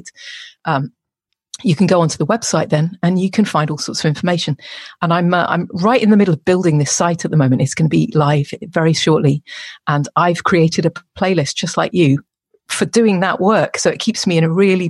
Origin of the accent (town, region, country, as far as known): England, United Kingdom